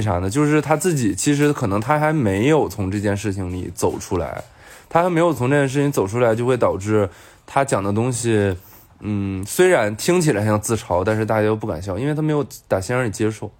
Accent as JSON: {"language": "Chinese", "region": "Northeast China", "country": "China", "also_born_or_lived": "Beijing", "moved": "yes", "lives_now": "Shanghai, China", "said": "我们东北人话"}